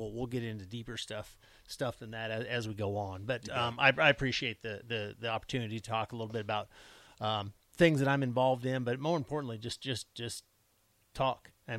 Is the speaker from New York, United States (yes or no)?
no; Gothenburg, Nebraska, United States; also born or lived in Brady, Nebraska; I'm from Brady / Gothenburg